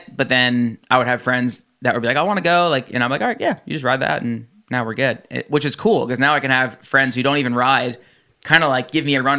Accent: New Jersey, United States; I grew up in New Jersey, and I went to New York City a lot, and Florida, and like the whole East Coast

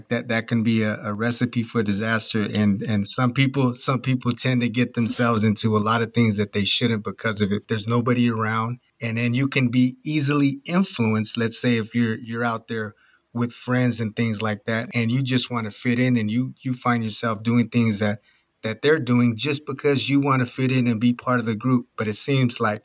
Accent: California, United States; moved away; I'm originally from California

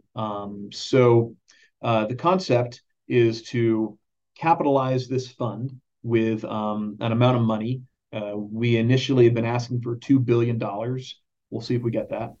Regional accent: Dallas, Texas, United States; when I was growing up in North Dallas

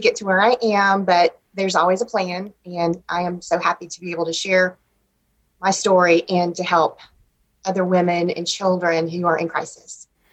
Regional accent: Shreveport, Louisiana, United States; also born or lived in Ruston, Louisiana; I grew up in Shreveport

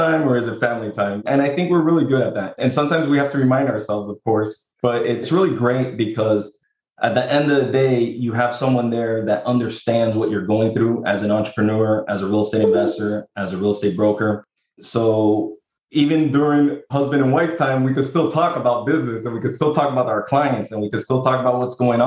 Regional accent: Miami, Florida, United States; I'm from Miami, Florida

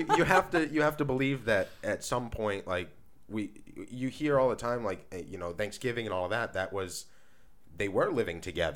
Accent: Maine, United States; So I brought today a story from the great state of Maine, which is my home state. So, or where I grew up, at least, and where this guy grew up.

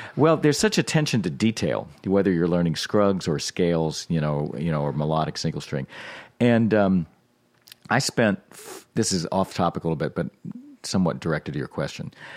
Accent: Norfolk, Virginia, United States; I grew up in Norfolk, Virginia, in a suburban neighborhood

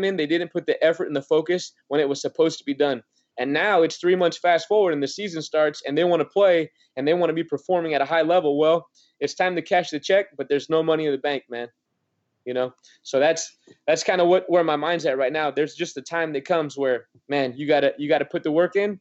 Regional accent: Oregon, United States; moved away; I'm from Oregon

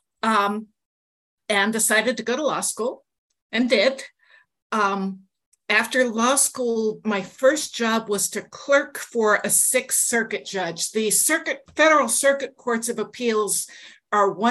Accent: Cincinnati, Ohio, United States; I grew up in Cincinnati

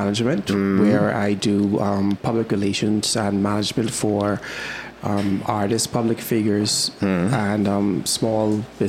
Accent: Nassau, New Providence, Bahamas; I was born here in Nassau

